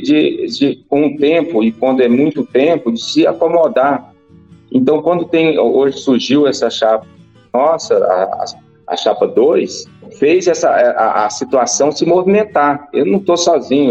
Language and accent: Portuguese; Rio Verde, Goiás, Brazil; Sou daqui de Rio Verde